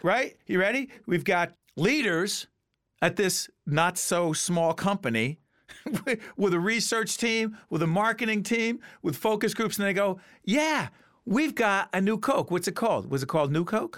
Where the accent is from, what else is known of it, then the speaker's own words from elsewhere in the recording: Montclair, New Jersey, United States; my hometown of Montclair